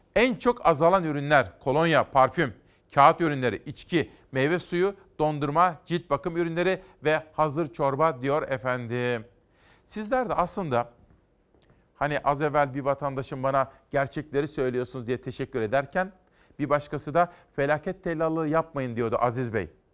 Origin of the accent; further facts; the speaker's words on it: Aegean Region, Turkey; bir Egeli olarak, aslında bir Anadolulu olarak.